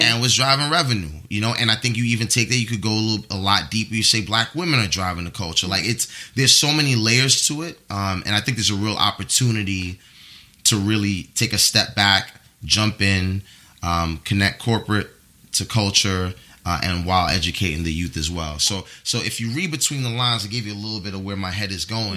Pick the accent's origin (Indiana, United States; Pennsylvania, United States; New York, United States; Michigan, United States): New York, United States; New York City; I was raised in the Bronx